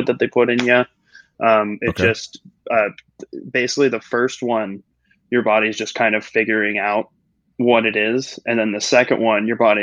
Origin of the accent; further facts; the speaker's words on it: Culver City, California, United States; I am California native, born and raised in Culver City, a little part